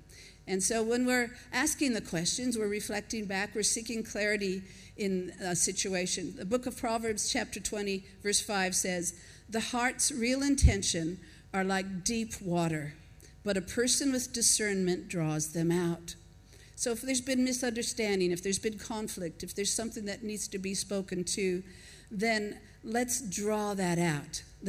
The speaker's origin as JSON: {"language": "English", "region": "Washington", "country": "United States", "tie": "born or raised there", "also_born_or_lived": "Minnesota", "lives_now": "Australia", "said": "I was born in Minnesota, raised in Washington, and, you know, the accent is not like it is in the South. But I think maybe 35 years in Australia has softened a little bit."}